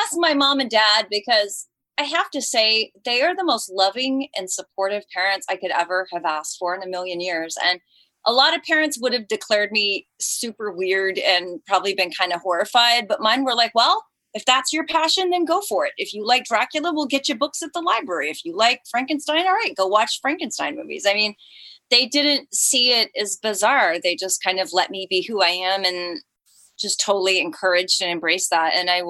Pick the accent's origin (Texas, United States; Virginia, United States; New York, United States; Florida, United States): Texas, United States; Colleyville; born or raised there; also born or lived in Fort Worth, Texas / Georgia; now in Los Angeles, United States